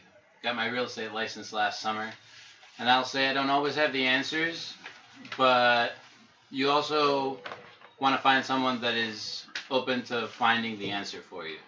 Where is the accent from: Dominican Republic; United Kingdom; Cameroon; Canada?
Dominican Republic; I'm from the Dominican Republic